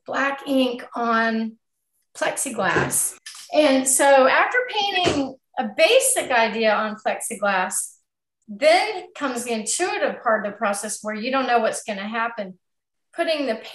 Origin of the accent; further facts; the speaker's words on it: United States; we're very American here